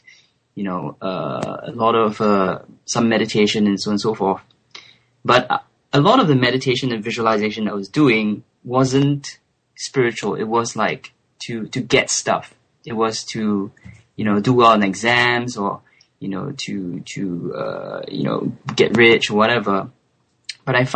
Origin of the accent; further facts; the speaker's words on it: Singapore; first language English; moved away as an adult; also born or lived in France; now in London, United Kingdom; I'm Singaporean. So Singapore is a little tiny island in Southeast Asia, and English is my first language. So I grew up in Singapore